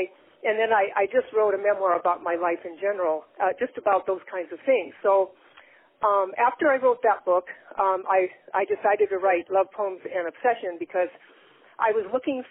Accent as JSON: {"language": "English", "town": "Chicago", "region": "Illinois", "country": "United States", "lives_now": "Oregon, United States", "said": "Well, I'm from originally from Chicago, Illinois. My grandparents were immigrants from, it was then Yugoslavia, now it's Slovenia, but I moved out to Oregon in 1960 with my family"}